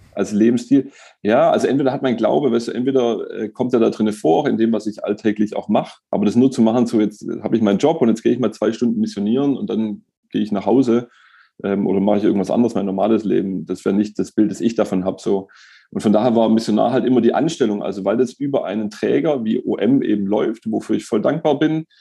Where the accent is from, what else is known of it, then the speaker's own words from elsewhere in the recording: Stuttgart, Baden-Württemberg, Germany; ich bin in Stuttgart geboren, in Bad Cannstatt aufgewachsen